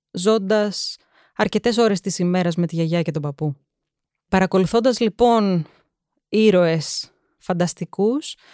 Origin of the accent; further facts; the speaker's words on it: Athens, Attica, Greece; also born or lived in England; θα σου πω ότι γεννήθηκα στην Αγγλία, σπούδαζε η μαμά μου εκεί πέρα και το σπίτι μας ήταν απέναντι από ένα οδείο.